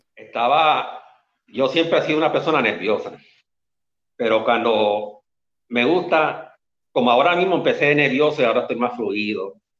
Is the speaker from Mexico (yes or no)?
no; Las Piedras, Puerto Rico; moved away as an adult; now in Carolina, Puerto Rico; Yo soy original del pueblo de Las Piedras, pero vivo aquí ahora mismo en Carolina